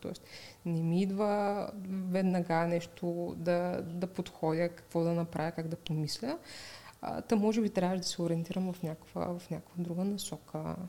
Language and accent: Bulgarian; Razgrad, Razgrad Province, Bulgaria; аз съм от а, Разград